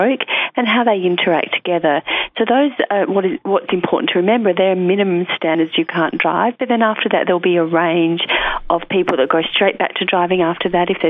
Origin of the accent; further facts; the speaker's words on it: Alice Springs, Northern Territory, Australia; moved away; I'm originally from Alice